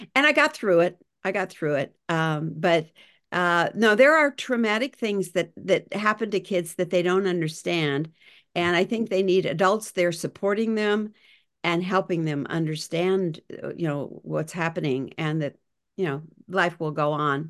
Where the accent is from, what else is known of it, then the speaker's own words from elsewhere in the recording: Ismay, Montana, United States; moved away; also born or lived in California; in Ismay. Montana, where I grew up.